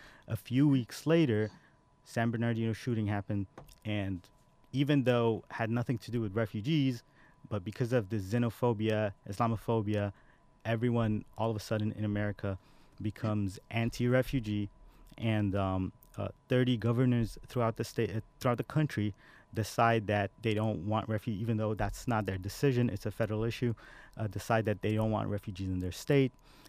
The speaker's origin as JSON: {"language": "English", "country": "Saudi Arabia", "tie": "born there", "moved": "yes", "said": "And I was born in Saudi Arabia, and I came here just for school, and then I just stayed here, never went back."}